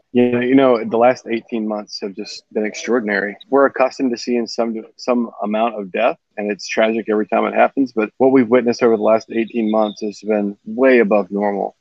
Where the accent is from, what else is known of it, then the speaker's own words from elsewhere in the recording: Mobile, Alabama, United States; moved away as an adult; now in Nashville, United States; I grew up down in Mobile, Alabama, and moved here in 2002 to do my medical training at Vandy